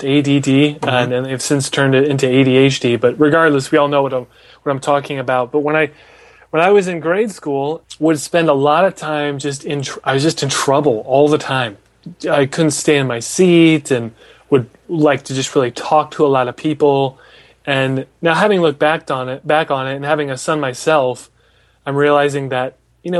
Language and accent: English; Des Moines, Iowa, United States; I'm from Des Moines